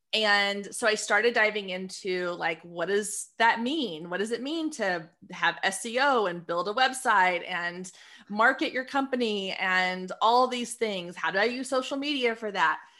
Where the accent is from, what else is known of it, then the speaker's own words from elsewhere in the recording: Waco, Texas, United States; also born or lived in Austin, Texas / Dallas-Fort Worth, Texas; I was born in Austin, grew up in Waco. Now I live in D F